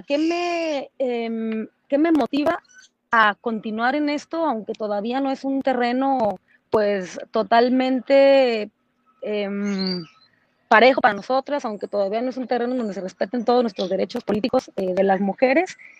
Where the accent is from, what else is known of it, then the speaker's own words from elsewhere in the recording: Mexico; lo que ahora soy, no solamente como mexicana